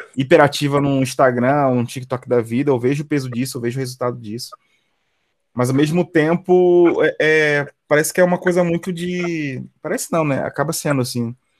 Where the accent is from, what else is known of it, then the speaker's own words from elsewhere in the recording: Brazil; also born or lived in Belfort; cresci ali em São Francisco, ali que é do lado do, do, do teu bairro também